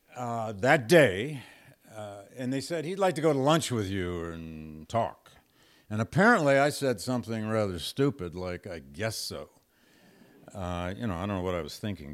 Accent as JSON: {"language": "English", "town": "Flint", "region": "Michigan", "country": "United States", "tie": "born or raised there", "moved": "yes", "said": "I grew up in Flint, Michigan, just up the road from Detroit"}